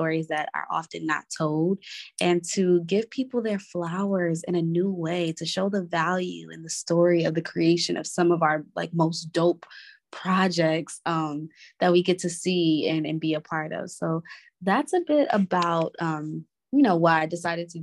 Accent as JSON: {"language": "English", "town": "New York City", "region": "New York", "country": "United States", "tie": "born or raised there", "also_born_or_lived": "Inglewood, California / South Carolina / Maryland", "said": "I was born in Inglewood, California. And I moved to New York when I was about 6 years old. So I lived in Brooklyn. And then after that, I have moved to just about every borough in New York City."}